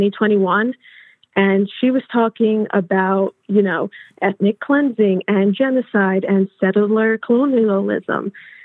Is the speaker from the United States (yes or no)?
yes; New Jersey, United States; I was born and raised in New Jersey.